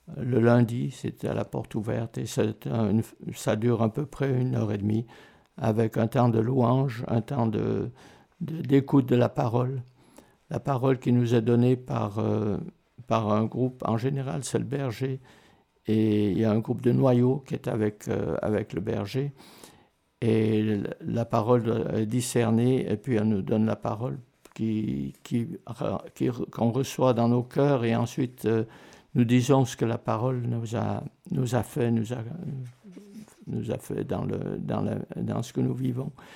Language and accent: French; Martigny, Valais, Switzerland; moved away as an adult; also born or lived in Lausanne / Canada; je suis né à Martigny, en Valais